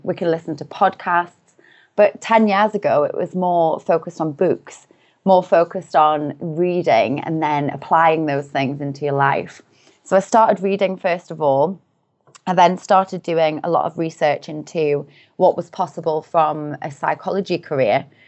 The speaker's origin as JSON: {"language": "English", "town": "Newcastle upon Tyne", "region": "North East England", "country": "United Kingdom", "tie": "born or raised there", "said": "I'm from a relatively small city in the north of the U K called Newcastle upon Tyne. So I grew up there."}